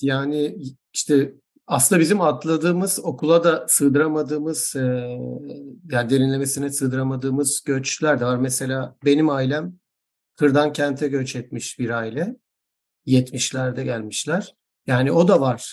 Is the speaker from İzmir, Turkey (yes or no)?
yes; Izmir, Turkey; ben doğma büyüme İzmirli olduğum halde